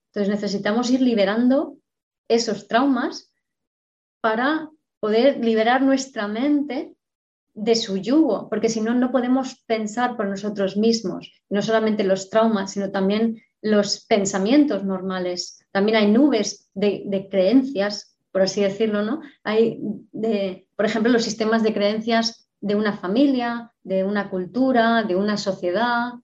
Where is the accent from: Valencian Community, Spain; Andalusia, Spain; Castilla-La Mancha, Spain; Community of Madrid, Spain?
Community of Madrid, Spain; Madrid; nací, fui concebida en Bagdad, yo nací en Madrid